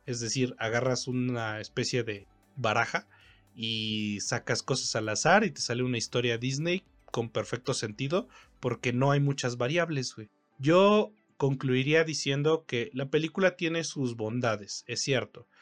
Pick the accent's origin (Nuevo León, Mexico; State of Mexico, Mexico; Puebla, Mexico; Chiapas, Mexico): State of Mexico, Mexico; Ecatepec; Yo crecí en Ecatepec, en Ecatepec, Estado de México, en México, evidentemente.